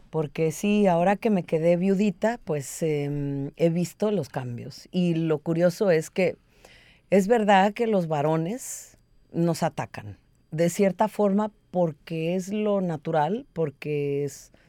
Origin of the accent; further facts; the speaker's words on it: Minnesota, United States; Yo crecí en Minnesota, donde la mayoría de las mujeres se veían así.